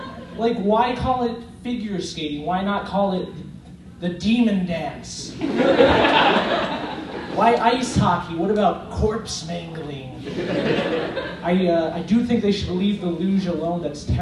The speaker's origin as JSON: {"language": "English", "region": "New Jersey", "country": "United States", "tie": "born or raised there", "said": "I grew up in New Jersey, and so did all of them."}